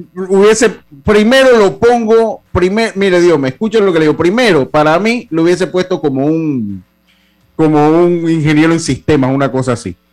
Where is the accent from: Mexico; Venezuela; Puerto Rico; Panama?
Panama; Los Santos; Yo sigo siendo santeño si yo soy allá. Yo soy cédula 7